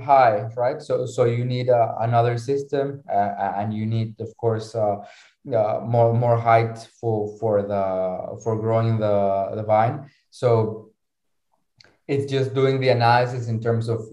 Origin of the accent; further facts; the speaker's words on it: Mexico; now in Lisbon, Portugal; I'm originally from Mexico, right? Our farm is in Lisbon